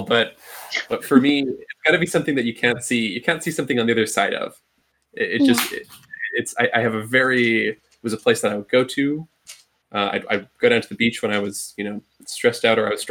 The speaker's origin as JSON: {"language": "English", "country": "Ireland", "tie": "born or raised there", "said": "the mountains where I grew up in Ireland"}